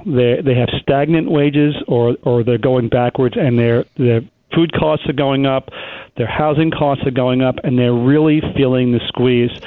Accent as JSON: {"language": "English", "area": "Long Island", "region": "New York", "country": "United States", "tie": "born or raised there", "lives_now": "Manhattan, United States", "said": "the area I grew up on in Long Island"}